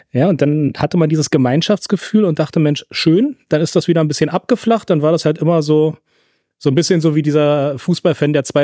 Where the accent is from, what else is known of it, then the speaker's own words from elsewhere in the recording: Spandau, Berlin, Germany; born there; ich bin ja gebürtiger Spandauer und Familie väterlicherseits hatten alle Kleingärten in einer Kleingartenkolonie